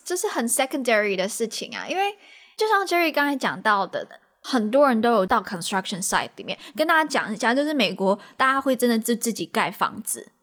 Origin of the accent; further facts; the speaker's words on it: Taiwan; now in United States; 我们是从台湾去到美国啦